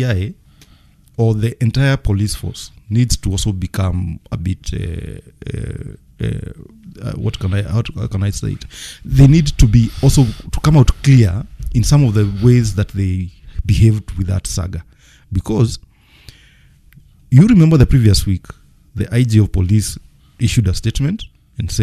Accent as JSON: {"language": "English", "country": "Kenya", "said": "As a Kenyan"}